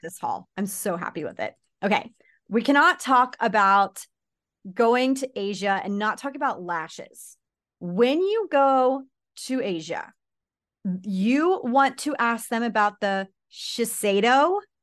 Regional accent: United States; I'm American

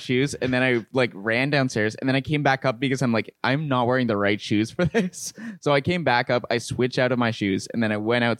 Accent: Winnipeg, Manitoba, Canada; I remember growing up in Winnipeg

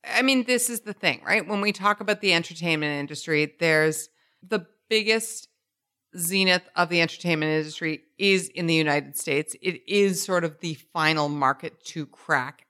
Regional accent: Canada; I am not American. I'm born and raised in Canada.

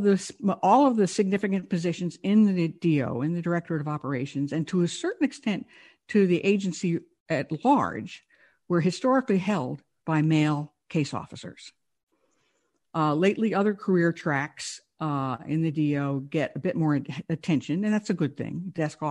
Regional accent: New York, United States; I'm from New York.

